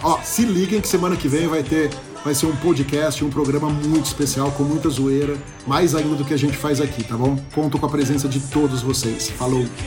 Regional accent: Brazil; como bom brasileiro

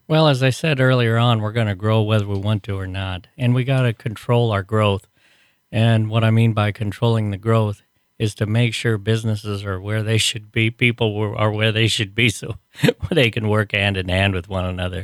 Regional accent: Iowa, United States; moved away as an adult; now in Kearney, United States; we moved here because it reminded me of, of, of the small towns we came from

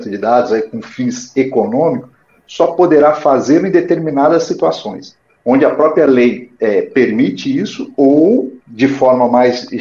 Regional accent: Datas, Minas Gerais, Brazil; now in São Paulo, Brazil; Datas, Minas Gerais, que é minha cidade natal.

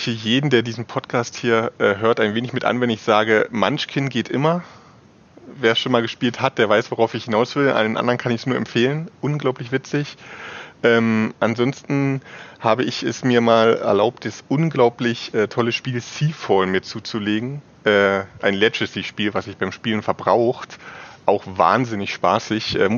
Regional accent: Saxony, Germany; now in Leipzig, Germany; Ähm, aufgewachsen bin ich nicht in Leipzig. Ich komme aus dem alleröstlichsten Zipfel von Sachsen. Also, wenn ich aus meinem äh, alten Zimmerfenster geschaut habe, habe ich die polnische Grenze gesehen.

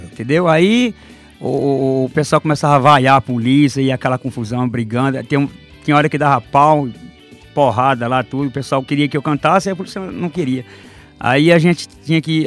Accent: Barro Alto, Bahia, Brazil; Sou baiano, natural de uma cidade chamada Barro Alto

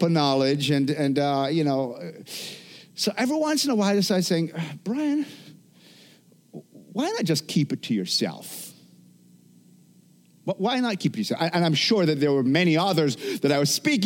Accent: Jamaica; moved away; growing up in Jamaica

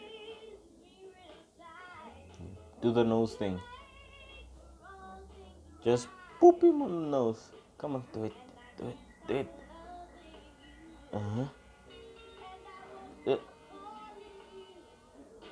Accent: South Africa; I'm not in America. I'm from South Africa.

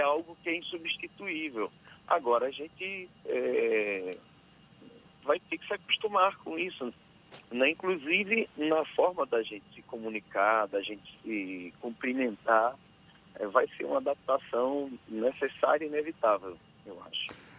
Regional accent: Riachão do Jacuípe, Bahia, Brazil; Guiação do Jacuípe, na minha cidade

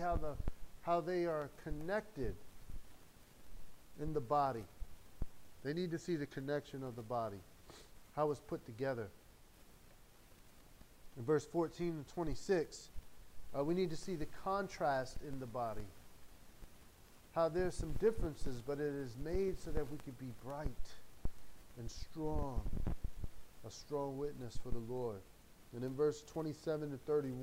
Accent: United States; I'm American, man, I'm American

